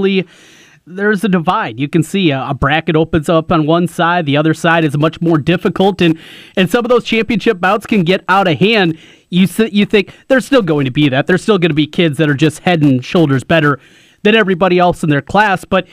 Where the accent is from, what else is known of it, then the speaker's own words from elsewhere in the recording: Osage, United States; I go back to the 80s growing up in Osage